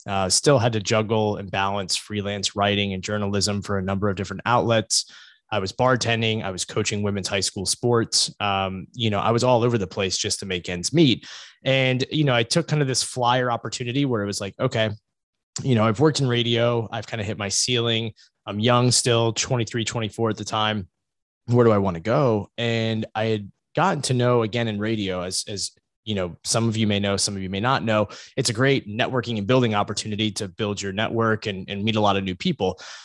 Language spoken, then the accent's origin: English; Virginia Beach, Virginia, United States; now in Connecticut, United States; I'm originally from Southeast Virginia, uh, in the Virginia Beach area